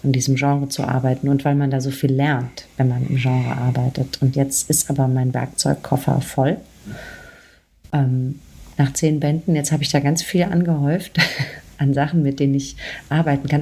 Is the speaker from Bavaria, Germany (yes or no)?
yes; Aschaffenburg, Bavaria, Germany; bin ich in der Nähe von Frankfurt aufgewachsen, in Aschaffenburg